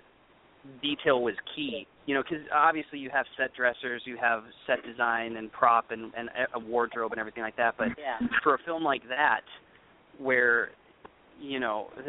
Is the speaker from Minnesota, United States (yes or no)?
yes; Minnesota, United States; I was born and raised in Minnesota